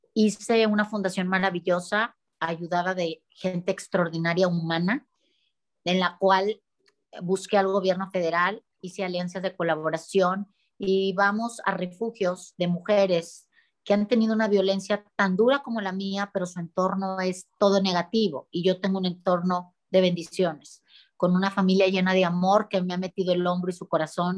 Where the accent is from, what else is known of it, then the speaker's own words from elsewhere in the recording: Mexico; los mexicanos somos gente muy humana y muy unida